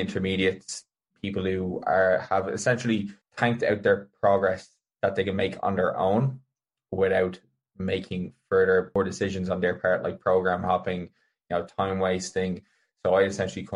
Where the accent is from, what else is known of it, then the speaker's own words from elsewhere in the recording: County Meath, Ireland; the community I grew up in Mead had a big badminton club